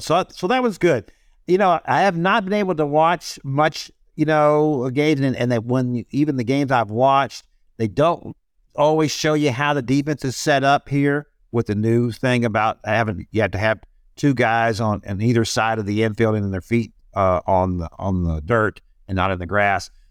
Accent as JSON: {"language": "English", "town": "Houston", "region": "Texas", "country": "United States", "tie": "born or raised there", "said": "I grew up in Houston with the Astros"}